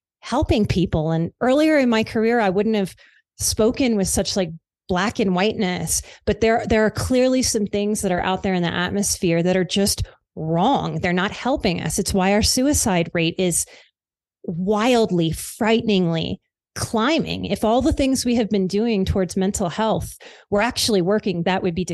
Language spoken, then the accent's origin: English; New Orleans, Louisiana, United States; I am from the South. I grew up in New Orleans.